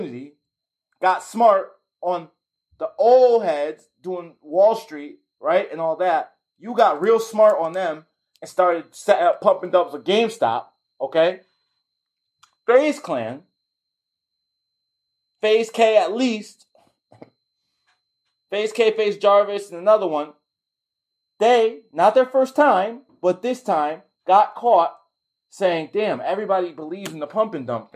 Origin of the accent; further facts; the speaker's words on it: Connecticut, United States; I'm from Connecticut